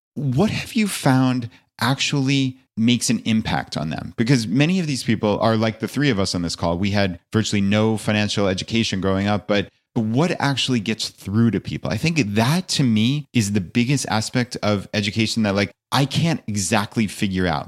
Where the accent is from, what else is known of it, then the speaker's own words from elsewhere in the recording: outside of New York City, United States; moved away as an adult; also born or lived in Long Island; now in Virginia, United States; I actually live in Virginia, uh, though I grew up outside of New York City and lived most of my life there